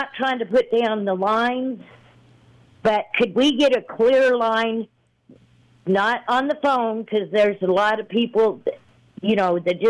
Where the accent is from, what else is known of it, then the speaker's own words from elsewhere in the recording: Colorado, United States; moved away; I'm from Colorado